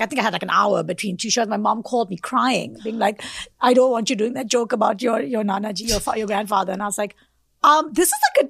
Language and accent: English; South Africa; moved away as an adult; also born or lived in India; now in New York, United States; Because I'm originally from South Africa and then I moved to India afterwards.